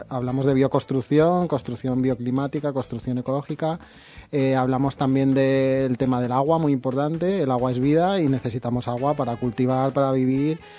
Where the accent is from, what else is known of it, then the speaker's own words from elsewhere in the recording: Madrid, Community of Madrid, Spain; now in Valencia, Spain; Yo soy de Madrid